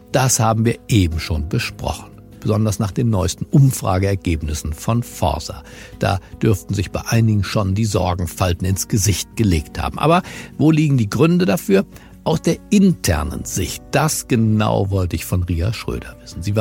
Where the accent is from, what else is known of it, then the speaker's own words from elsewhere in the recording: Berlin, Germany; Ich bin Berliner und zwar gebürtiger Berliner.